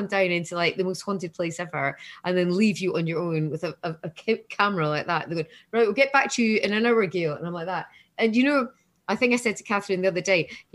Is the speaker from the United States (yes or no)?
no; Scotland, United Kingdom; I'm Scottish